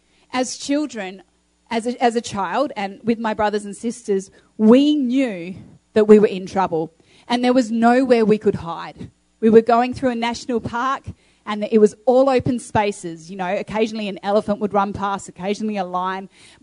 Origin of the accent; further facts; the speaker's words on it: Australia; moved away; also born or lived in Uganda / Kenya; You know, I grew up in Australia for a number of years, but then my family moved as missionaries over to Uganda and Kenya.